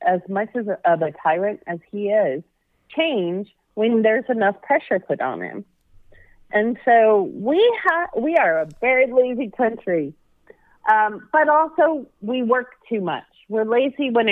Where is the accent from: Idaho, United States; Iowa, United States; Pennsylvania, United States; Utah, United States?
Idaho, United States; Boise; moved away as an adult; also born or lived in California; I grew up in Boise, Idaho